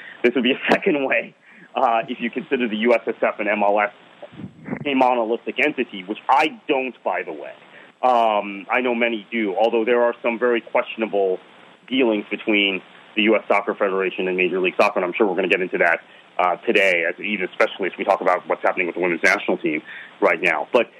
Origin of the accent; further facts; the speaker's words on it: Fort Lauderdale, Florida, United States; And that's my local club. That's my hometown club.